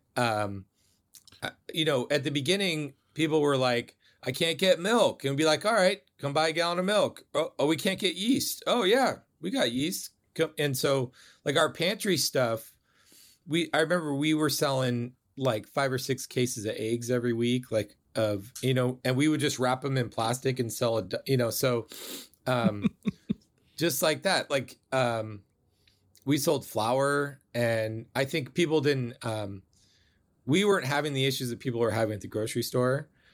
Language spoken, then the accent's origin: English; Bay Area, California, United States; I grew up in the Bay Area